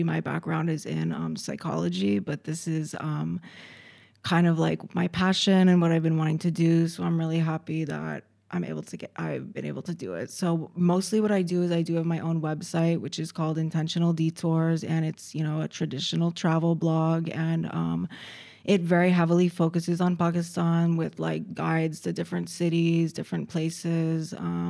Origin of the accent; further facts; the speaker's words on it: Connecticut, United States; So I am born and raised in America. Okay. I'm from Connecticut, which is in, it's a very small state right next to New York.